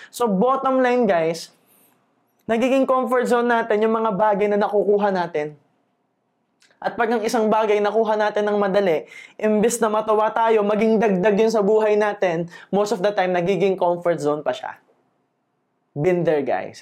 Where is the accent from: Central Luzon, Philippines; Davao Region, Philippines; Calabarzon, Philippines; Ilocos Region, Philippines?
Calabarzon, Philippines; Laguna; taga Laguna ako